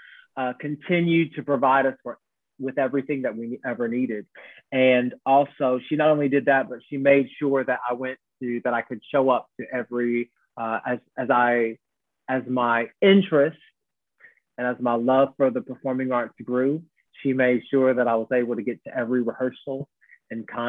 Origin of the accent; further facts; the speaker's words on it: Evansville, Indiana, United States; now in London, United Kingdom; I grew up in a town called Evansville, Indiana, in the United States of America. I'm from America, but I live in London now